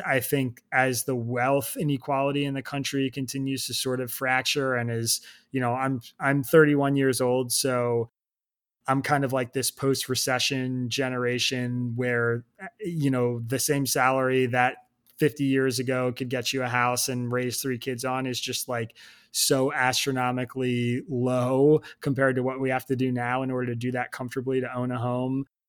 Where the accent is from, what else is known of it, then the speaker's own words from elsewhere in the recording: Bucks County, Pennsylvania, United States; I grew up in Bucks County, Pennsylvania